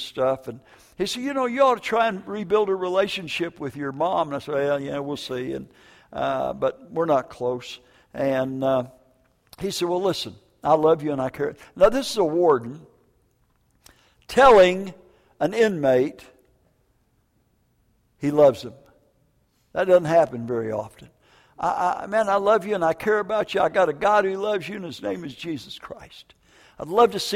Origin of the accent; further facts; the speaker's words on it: Minneapolis, Minnesota, United States; also born or lived in Vancouver, Washington / northern Wisconsin; northern Wisconsin and Minneapolis, Minnesota